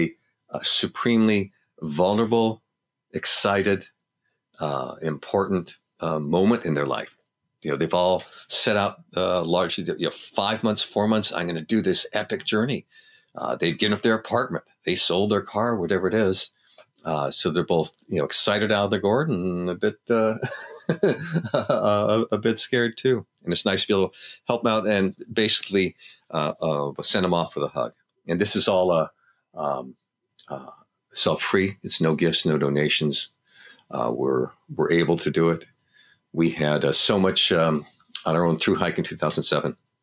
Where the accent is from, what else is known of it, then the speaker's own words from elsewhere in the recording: Los Angeles, California, United States; growing up in Los Angeles.